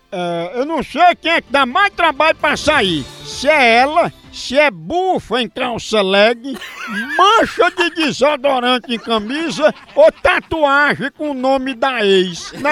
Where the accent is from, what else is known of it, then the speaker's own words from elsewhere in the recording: Rio de Janeiro, Brazil; Sou aqui do Rio de Janeiro, moro no município de Seropédica, no Rio de Janeiro.